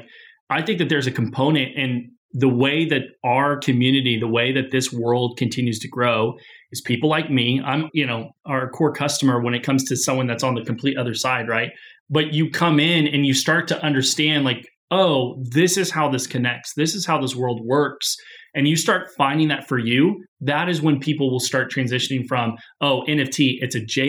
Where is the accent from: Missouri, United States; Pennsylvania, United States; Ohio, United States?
Missouri, United States; Springfield; Springfield, Missouri